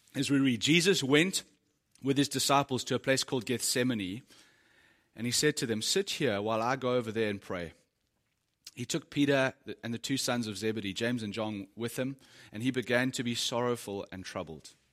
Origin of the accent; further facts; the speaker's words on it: South Africa; As a South African dude